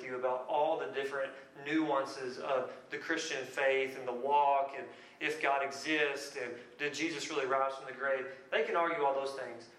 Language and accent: English; Lebanon, Kentucky, United States; moved away; I'm from a little bitty place in Kentucky called Lebanon